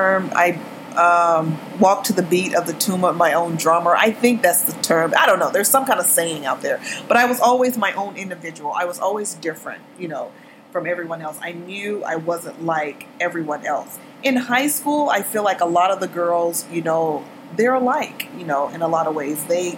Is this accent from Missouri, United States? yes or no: no; Texas, United States; moved away as an adult; now in Los Angeles, United States; I grew up in Texas